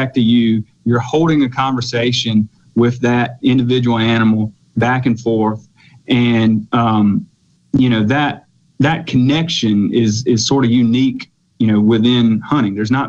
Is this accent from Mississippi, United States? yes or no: yes; Mississippi, United States; I was lucky enough to grow up in rural Mississippi. I'm from Lawrence County, grew up out in the country.